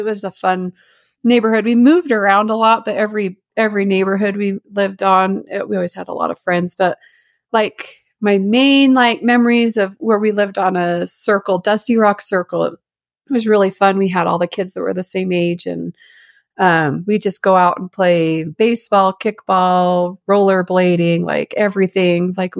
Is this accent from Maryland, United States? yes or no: no; Sandy, Utah, United States; So I grew up in Sandy mainly. We kind of moved around a lot, but yeah, I'm mainly Sandy, Utah.